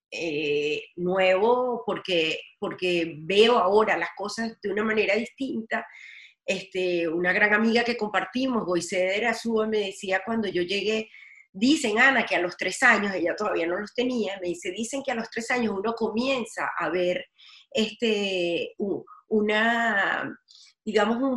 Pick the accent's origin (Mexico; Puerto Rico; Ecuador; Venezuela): Venezuela; además como venezolana eh, de evidenciar donde quiera que yo esté mostrar, evidenciar, sensibilizar sobre el tema de persecución en Venezuela